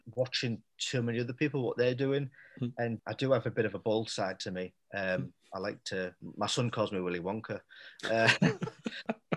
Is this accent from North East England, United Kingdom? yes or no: yes; Middlesbrough, North East England, United Kingdom; moved away; also born or lived in Leeds; Middlesbrough, I mean, I chose it because, like I say, it's my hometown.